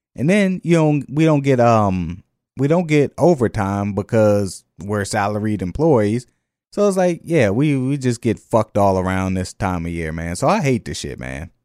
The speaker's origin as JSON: {"language": "English", "region": "the North", "country": "United States", "moved": "yes", "lives_now": "Jefferson Parish, Louisiana, United States", "said": "I'm from the North"}